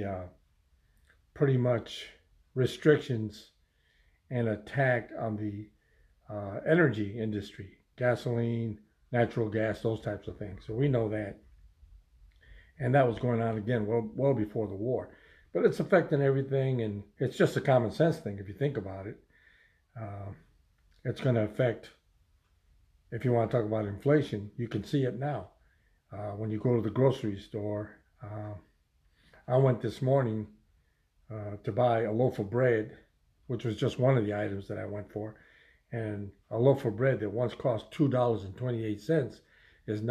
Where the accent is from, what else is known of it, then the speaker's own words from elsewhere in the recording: United States; as an American people